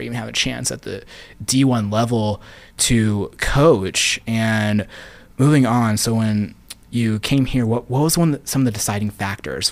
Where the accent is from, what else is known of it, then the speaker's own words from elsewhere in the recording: Las Vegas, Nevada, United States; moved away; growing up in Vegas, for me, being a U N L V fan